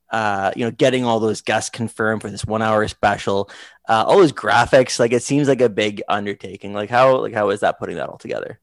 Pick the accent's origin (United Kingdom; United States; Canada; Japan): Canada; I'm from Canada